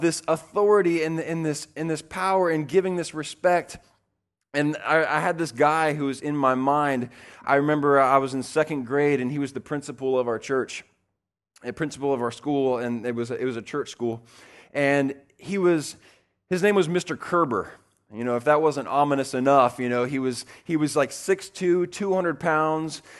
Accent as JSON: {"language": "English", "region": "the South", "country": "United States", "tie": "born or raised there", "said": "I grew up in the South"}